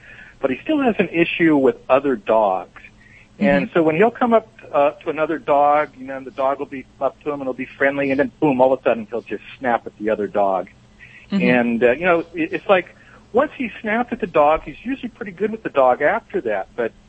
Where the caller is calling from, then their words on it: Costa Mesa, California, United States; Costa Mesa, California.